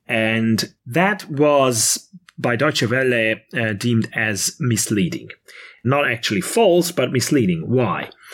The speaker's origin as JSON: {"language": "English", "country": "Hungary", "tie": "born or raised there"}